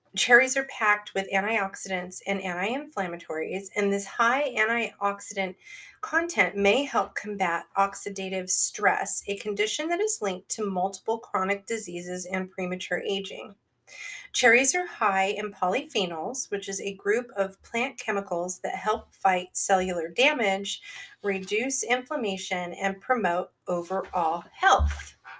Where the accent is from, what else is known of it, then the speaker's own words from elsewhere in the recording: Northern California, United States; growing up in Northern California, literally in the town that I lived in, which is now a gigantic town of like 120,000 people